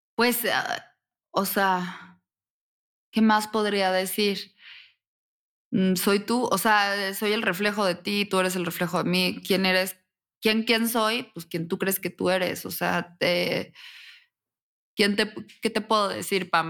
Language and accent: Spanish; Querétaro, Mexico; yo soy mexicana, soy de Querétaro, nací